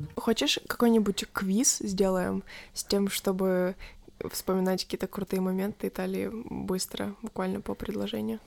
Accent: Kharkiv Oblast, Ukraine; Когда меня спрашивают, откуда я, я говорю, что из Харькова

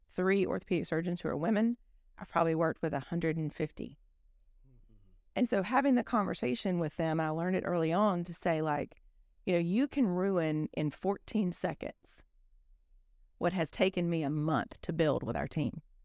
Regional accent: South Alabama, United States; I'm from South Alabama

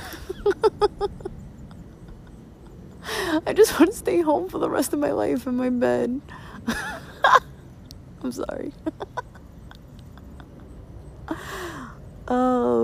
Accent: New York City, New York, United States; I'm from Brooklyn

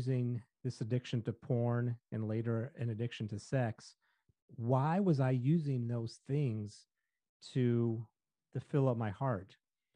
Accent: St. Louis, Missouri, United States; I grew up in St. Louis

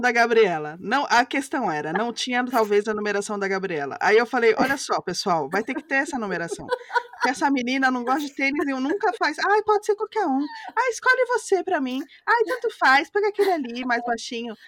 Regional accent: Rio de Janeiro, Brazil; Eu sou carioca

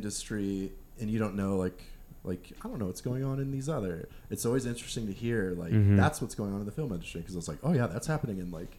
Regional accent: Omaha, Nebraska, United States; now in Denver, United States; I'm from Omaha, Nebraska

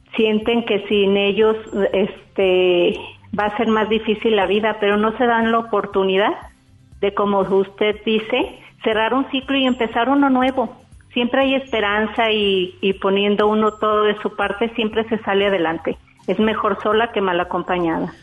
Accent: Guadalajara, Jalisco, Mexico; soy de Guadalajara.

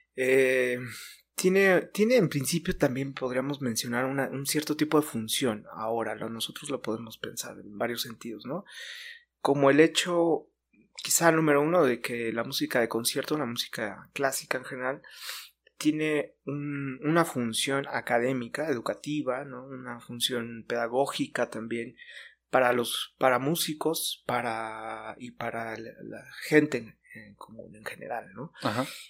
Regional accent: Mexico; como mexicanos en general para simbolizar parte de lo que somos

